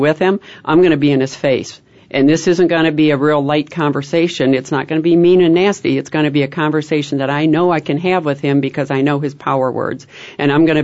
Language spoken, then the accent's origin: English; Chicago, Illinois, United States; don't make fun of this way I say wash. Yeah. I'm from Chicago